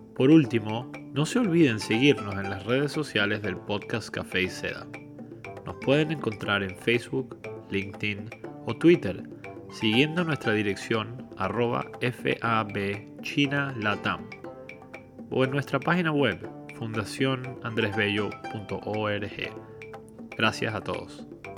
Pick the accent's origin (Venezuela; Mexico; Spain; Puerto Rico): Venezuela; Caracas, Capital District; also born or lived in China / New York; now in Philadelphia, United States; crecí en Caracas, Venezuela también